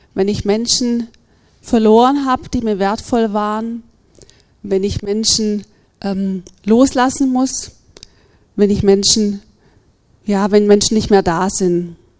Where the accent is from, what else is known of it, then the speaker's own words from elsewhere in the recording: Germany; als Deutsche